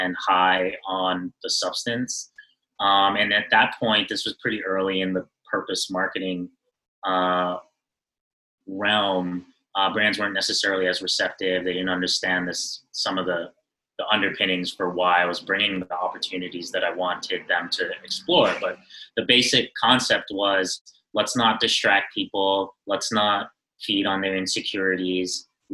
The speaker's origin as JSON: {"language": "English", "town": "New York City", "region": "New York", "country": "United States", "tie": "born or raised there", "said": "I am born and raised in Brooklyn, New York. New York native"}